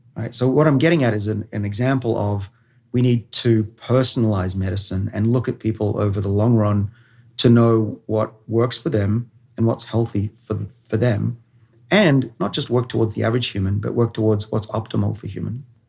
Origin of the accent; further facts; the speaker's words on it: Australia; I'm a Australian.